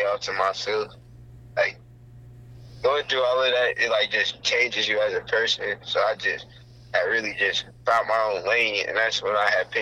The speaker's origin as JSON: {"language": "English", "town": "Kansas City", "region": "Missouri", "country": "United States", "said": "I'm from Kansas City, Missouri."}